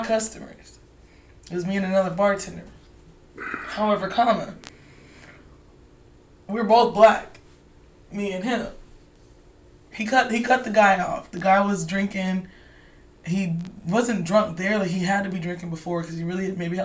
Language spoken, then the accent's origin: English; Charlotte, North Carolina, United States; I'm from Charlotte